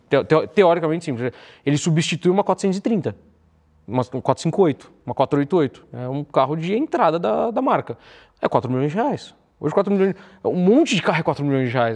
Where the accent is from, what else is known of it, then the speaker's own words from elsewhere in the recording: São Paulo, Brazil; a minha família família de classe média baixa da Zona Leste, então nasci no Tatuapé